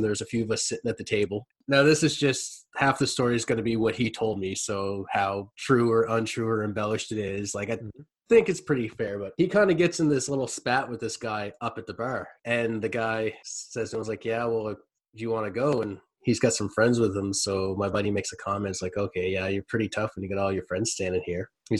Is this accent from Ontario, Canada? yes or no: no; Nova Scotia, Canada; also born or lived in Western Canada; I said, Nova Scotia